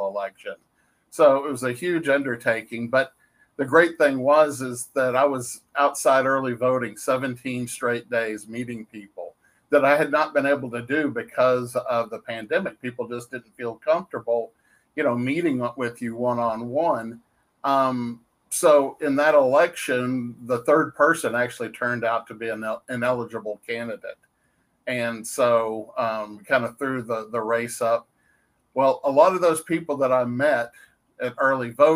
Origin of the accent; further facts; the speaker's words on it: Dallas, Texas, United States; moved away as an adult; now in Waxahachie, United States; I was born and raised in Dallas